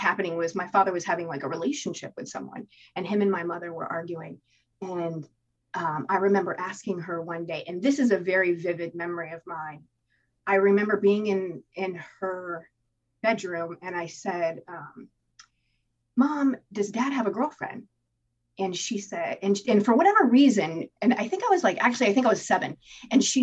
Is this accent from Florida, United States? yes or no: yes; Tampa, Florida, United States; I was born in Tampa, Florida